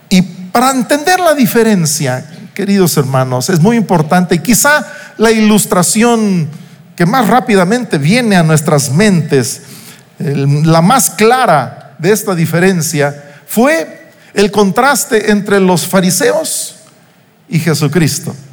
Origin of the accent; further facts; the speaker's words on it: Uruapan, Michoacán, Mexico; now in Morelia, Mexico; pasé desde los dos meses de edad mi infancia en Uruapan, una hora y pico de distancia de aquí de Morelia, aunque aquel entonces eran cinco o seis horas entre Morelia y Uruapan